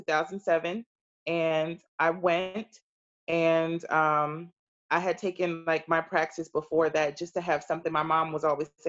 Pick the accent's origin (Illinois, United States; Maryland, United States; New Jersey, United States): New Jersey, United States; Brick City, North; Born and raised in New Jersey, North New Jersey. And at Brick City